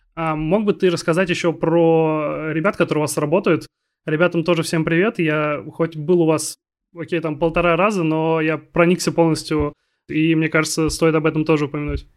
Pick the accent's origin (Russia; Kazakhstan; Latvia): Russia; Kaliningrad, Kaliningrad Oblast; moved away; also born or lived in Arkhangelsk; я из Калининграда